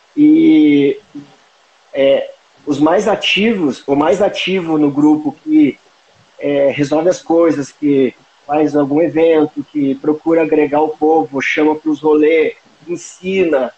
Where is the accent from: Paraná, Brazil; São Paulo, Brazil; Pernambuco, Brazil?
Paraná, Brazil; Palmas; now in Guarapuava, Brazil; fui criado em Palmas, uma cidade com ah. poucos mil habitantes